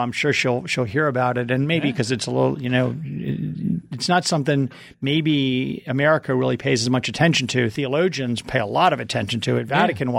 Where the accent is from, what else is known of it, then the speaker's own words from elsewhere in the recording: New Orleans, Louisiana, United States; I'm from New Orleans, too.